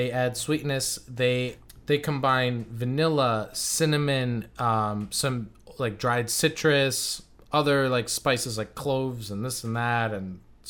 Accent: St. Petersburg, Florida, United States; I just like to see my hometown really blossoming in becoming this like tourist destination, which it never really was. It was kind of a retirement home, you know, but now it's becoming a super awesome city.

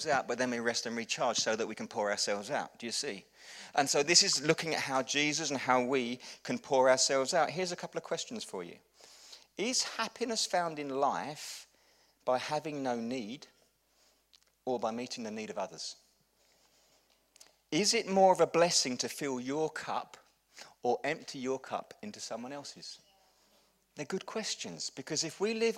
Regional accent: England, United Kingdom; We're English

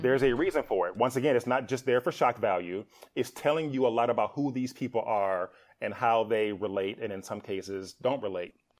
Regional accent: Milwaukee, Wisconsin, United States; moved away as an adult; also born or lived in Atlanta; I was born and raised in Milwaukee, Wisconsin

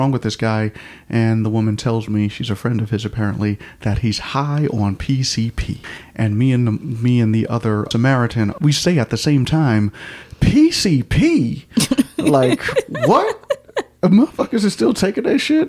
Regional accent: New York, United States; moved away; I am from New York, and you know, in New York we ignore people when they're going crazy

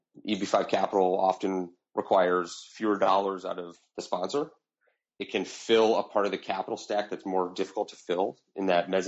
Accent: United States; as an American

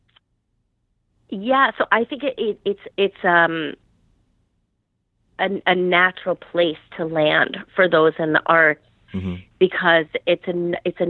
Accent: Chicago suburbs, Illinois, United States; now in New York, United States; I grew up in the Chicago suburbs

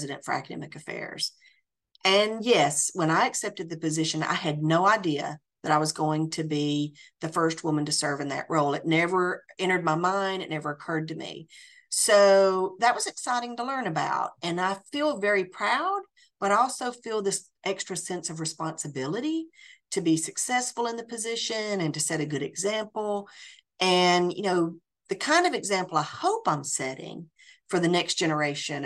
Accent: Tennessee, United States; moved away as an adult; also born or lived in France; I absolutely love my home state of Tennessee, and I feel very, very blessed to be back in my home state

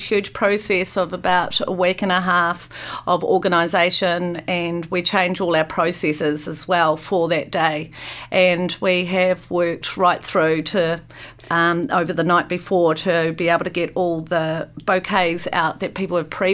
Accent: Christchurch, Canterbury, New Zealand; now in Wellington, New Zealand; I come from Christchurch, where there used to be quite a lot of malls down there

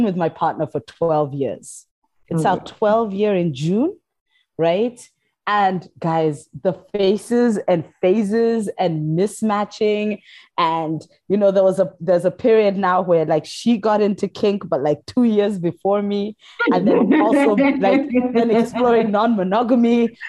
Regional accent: Kenya; So I'm from Kenya, and I knew these twins.

